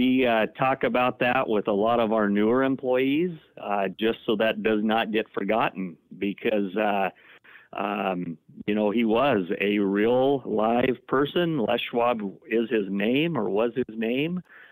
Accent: Oregon, United States; also born or lived in Paradise, California; back in 1993 in McMinnville. A local Oregon kid.

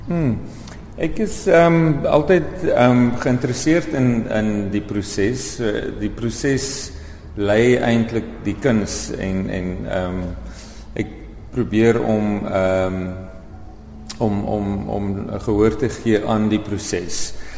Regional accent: Oudtshoorn, Western Cape, South Africa; moved away as an adult; also born or lived in Overberg, Baardskeerdersbos; now in Baardskeerdersbos, South Africa; Ek is egter gebore op Oudtshoorn en hier skool gegaan en lank gewoon.

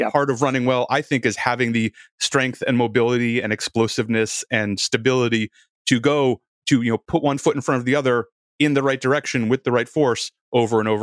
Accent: Boston, Massachusetts, United States; I grew up around Boston

